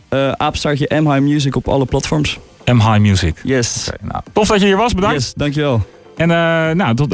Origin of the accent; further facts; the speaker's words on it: Utrecht, Netherlands; now in Haarlem, Netherlands; uit de buurt van Utrecht. Klein dorpje ernaast. Maar ik woon een jaartje in Haarlem voor school.